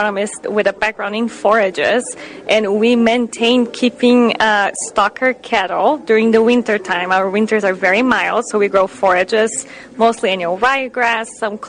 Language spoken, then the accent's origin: English; Brazil; English is a second language; moved away as an adult; now in Wisconsin, United States; Yes, I do have a little bit of an accent. So I grew up in Brazil